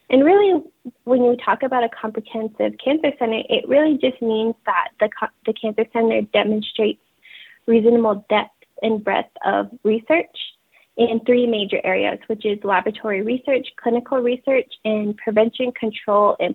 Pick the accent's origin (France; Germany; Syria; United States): United States; Navajo Nation; I just introduced myself in Navajo um, I am from the Navajo tribe, and my clans are the Black-streaked Wood people, and I am born for the water edge.